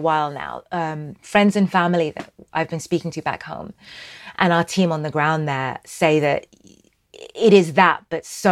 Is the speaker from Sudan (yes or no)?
yes; Sudan; I'm from Sudan.